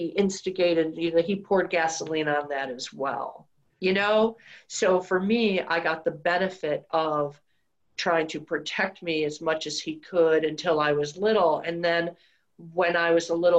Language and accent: English; Detroit, Michigan, United States; Outside of Detroit. Well, when I was really little in Detroit. And then after that, suburbs of Detroit, Michigan